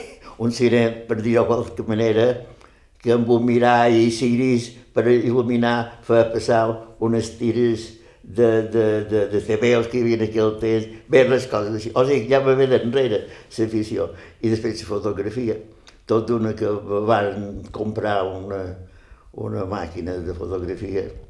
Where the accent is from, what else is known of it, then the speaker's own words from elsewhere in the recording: Campos, Balearic Islands, Spain; also born or lived in Ses Salines; Mon pare va ser, es, era el jefe de l'estació d'estrenes de Set Salines i quan tenia 5 anys el van destinar a Campos.